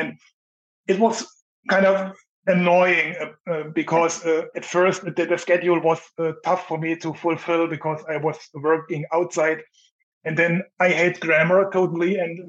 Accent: eastern Germany, Germany; English is a second language; from Germany. And I live in the east part of Germany.

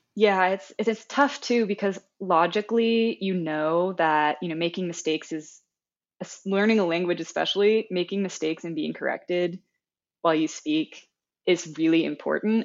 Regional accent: United States; accent: American; first language English; being an American who pretty much only knows other monolingual Americans

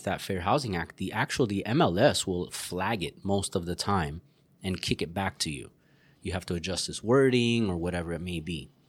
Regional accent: Puerto Rico; moved away; But that was actually done to me. I moved from Puerto Rico. Hey, you're from Puerto Rico. You'd really love it here.

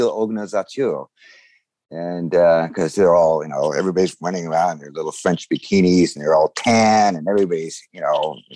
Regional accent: Honolulu, Hawaii, United States; I'm from Honolulu originally. So I've always been growing up around the beaches and and uh, a little little anecdote going back from I was born in Hawaii, and my family has been there for hundred years

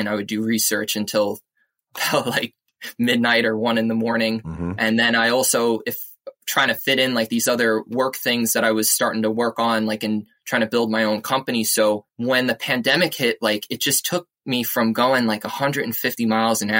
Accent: East Islip, New York, United States; also born or lived in Queens, New York; I grew up on South Shore, Long Island, in a little town called East Islip

